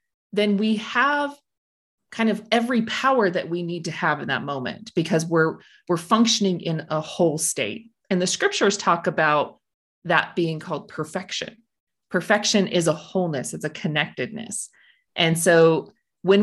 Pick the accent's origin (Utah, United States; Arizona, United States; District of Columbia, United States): Utah, United States; Blanding; I'm from Blanding, Utah, down in the Four Corners area.